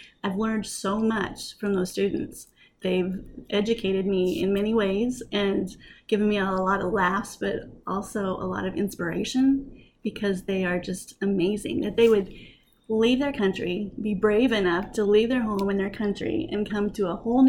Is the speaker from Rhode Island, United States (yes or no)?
no; Montana, United States; also born or lived in South Dakota, United States / Wyoming, United States / Oklahoma, United States; Well, I was born in Montana, grew up in Montana, South Dakota, Wyoming, ended up at the university in Oklahoma, the Oklahoma Wesleyan University.